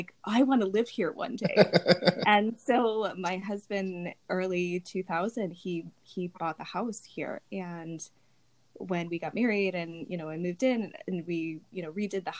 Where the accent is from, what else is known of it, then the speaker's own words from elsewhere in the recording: Berwyn, Illinois, United States; now in Lemont, United States; I grew up in the Berwyn area